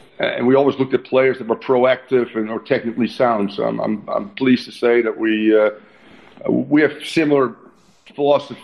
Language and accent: English; Netherlands; moved away; how I grew up in the Netherlands